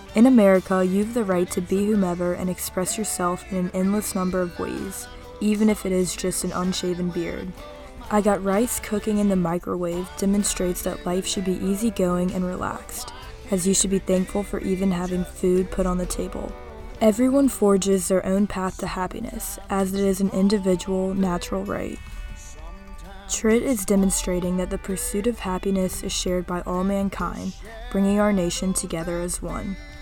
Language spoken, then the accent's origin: English; United States; as an American in 2023